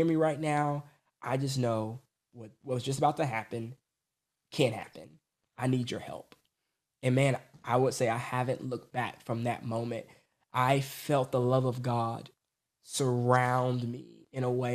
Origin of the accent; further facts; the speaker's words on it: Atlanta, Georgia, United States; I was born in Atlanta, Georgia, to a, what I call it, basically semi-Christian, you know, parents